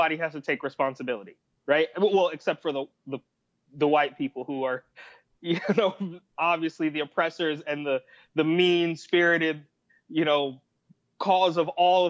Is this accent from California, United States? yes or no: yes; California, United States; moved away as an adult; also born or lived in New York; growing up in California